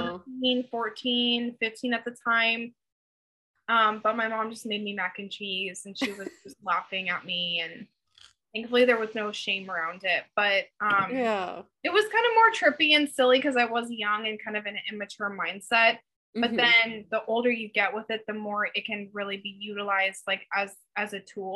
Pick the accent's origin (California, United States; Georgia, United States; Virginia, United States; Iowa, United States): California, United States; the Bay Area, Northern; I grew up in Northern California